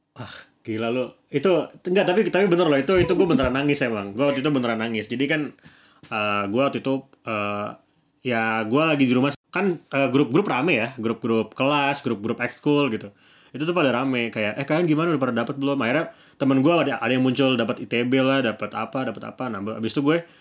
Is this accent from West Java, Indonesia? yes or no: yes; Bekasi, West Java, Indonesia; gue dari Bekasi dari Jawa Barat